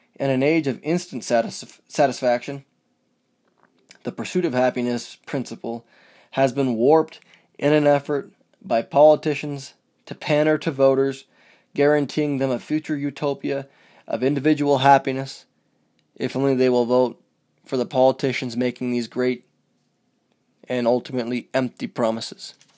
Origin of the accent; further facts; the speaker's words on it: United States; as an American